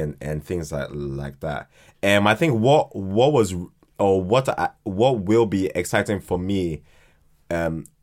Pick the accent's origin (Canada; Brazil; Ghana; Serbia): Ghana; also born or lived in Croydon, London, United Kingdom; now in United Kingdom; at the age of two, went to Ghana and then was like raised there